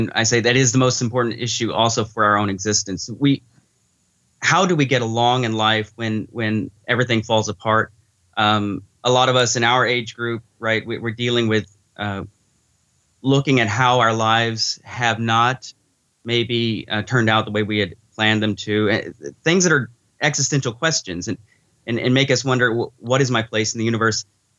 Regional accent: Arkansas, United States; So I was raised a Baptist in Arkansas.

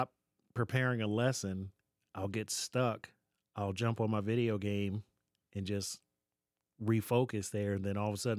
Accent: Baltimore, Maryland, United States; moved away as an adult; also born or lived in Nevada; now in Lebanon, United States; born and raised in Baltimore, raised by a single mom

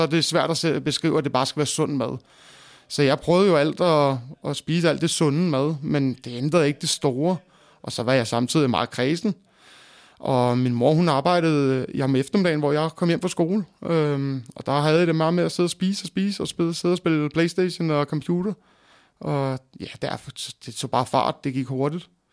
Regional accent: Greve, Zealand, Denmark; jeg er født og opvokset i Greve slash Hundi

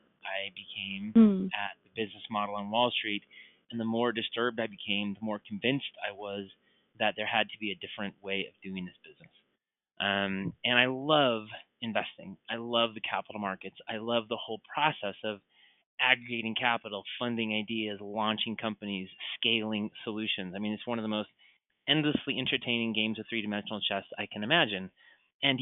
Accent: Colorado, United States; I was raised in Colorado

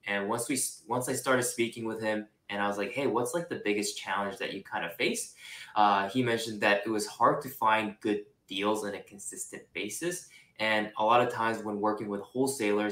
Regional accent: Singapore; moved away as an adult; also born or lived in Japan; now in California, United States; I was born in Japan. So I'm Japanese, and I was raised there until I was five. And then I grew up in Singapore pretty much my entire life

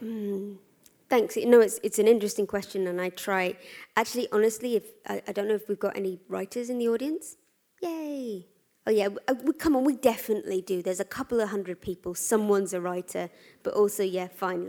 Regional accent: London, United Kingdom; I'm a Londoner.

